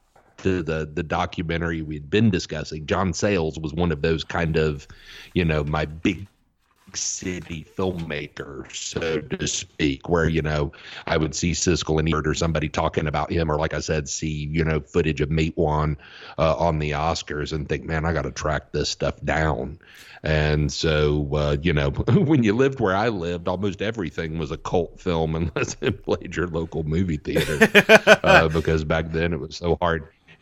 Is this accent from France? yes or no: no; Auburn, Alabama, United States; you know, I grew up in Auburn, Alabama, where Auburn University is located. And so it was different than your typical southern town because, you know, you had an international faculty, students from all over the country.